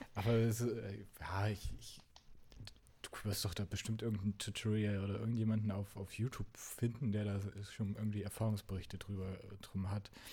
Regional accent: the East, East Germany, Germany; Ich bin im Osten aufgewachsen

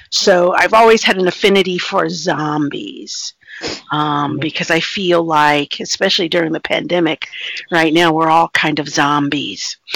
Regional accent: East Coast, United States; born there; Uh, well, I was born on the East Coast, and um, I have traveled extensively.

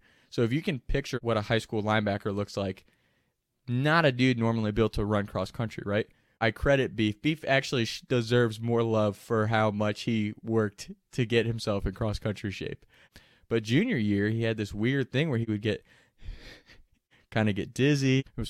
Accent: Kentucky, United States; we're from Kentucky, so it's really hilly area.

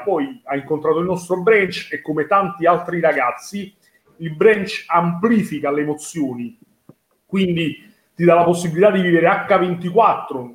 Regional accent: Naples, Campania, Italy; me come napoletano

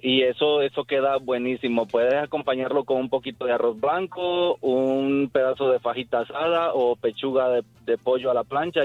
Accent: El Salvador; Yo soy salvadoreño

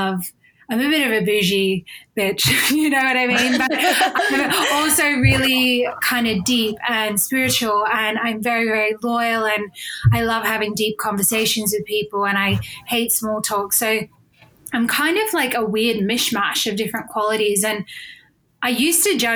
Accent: Australia; moved away as an adult; now in United Kingdom; So I am originally from Australia, but I live in the UK now

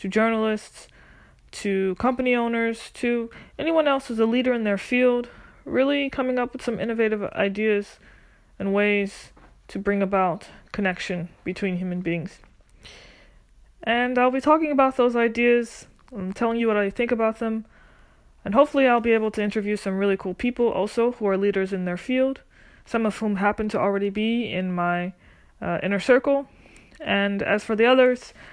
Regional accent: New Orleans, Louisiana, United States; I grew up in New Orleans, in a middle-class family, in a two-parent home

